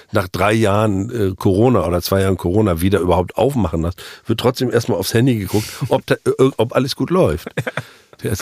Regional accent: Mecklenburg-Vorpommern, Germany; Das, für mich als Mecklenburger ist es extrem schleswig-holsteinisch.

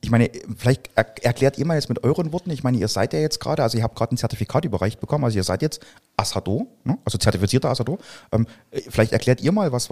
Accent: Saxony, Germany; Und ihr wisst ja, also meine Heimat, die liegt bei Dresden in Sachsen.

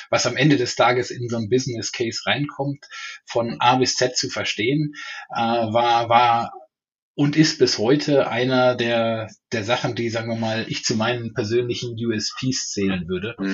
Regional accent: North Rhine-Westphalia, Germany; Ja, ich bin äh, im Niederrhein aufgewachsen oder meine Mutter würde noch sagen, ist Westfalen.

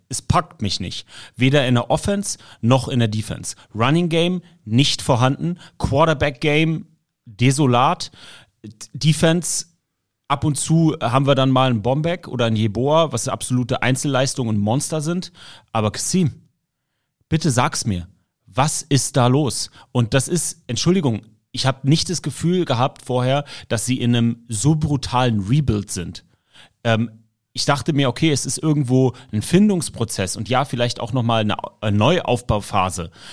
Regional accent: Berlin, Germany; als Berliner

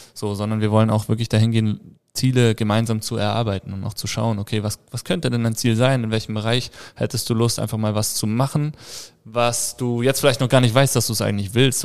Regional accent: Hesse, Germany; now in Tyrol, Austria; Ich komme ursprünglich aus Hessen.

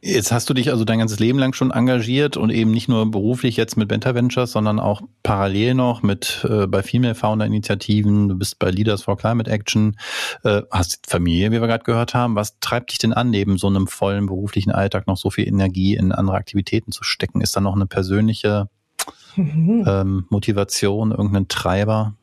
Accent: Germany; wir kommen als äh, Deutsche

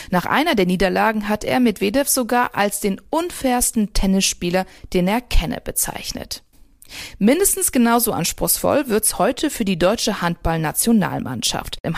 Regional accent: Sweden; Ich komme aus Schweden, meine Reise war geplant.

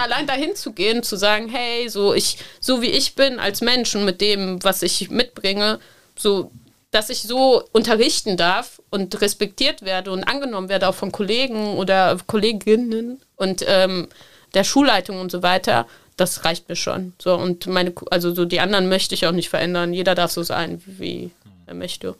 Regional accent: Cologne, North Rhine-Westphalia, Germany; ich bin in Köln-Korwal aufgewachsen

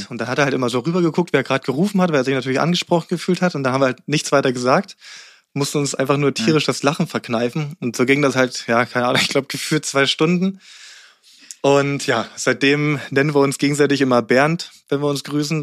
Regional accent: Berlin, Germany; moved away as an adult; also born or lived in Rangsdorf; now in Guxhagen, Germany; Ich bin zwar in Berlin aufgewachsen, äh, bis ich mhm. neun war, und dann sind wir aufs Land gezogen, auch Rand Berlin dann in Rangsdorf

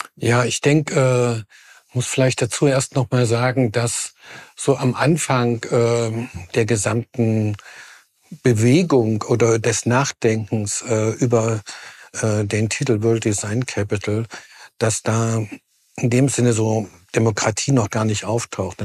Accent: Jena, Thuringia, Germany; Ich bin in Jena geboren

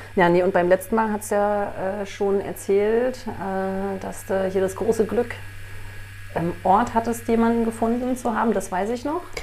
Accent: GDR, East Germany, Germany; Ich bin in der DDR groß geworden

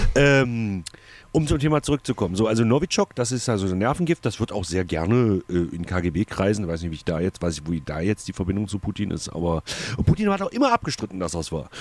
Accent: East Germany, Germany; bei uns im Osten

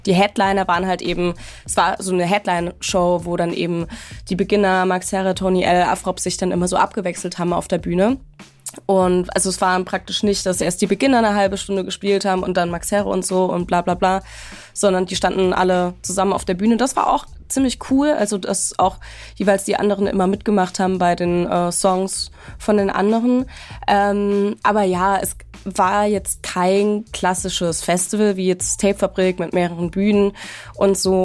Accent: Stuttgart, Baden-Württemberg, Germany; moved away; ich bin äh, in meine Heimat gefahren, nach Baden-Württemberg, äh, genauer gesagt nach Stuttgart

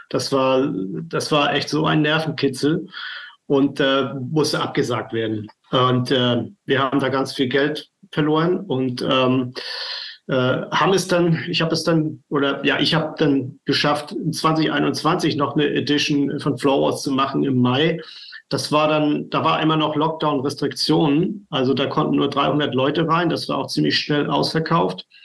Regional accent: Flensburg, Schleswig-Holstein, Germany; ich komme aus Flensburg.

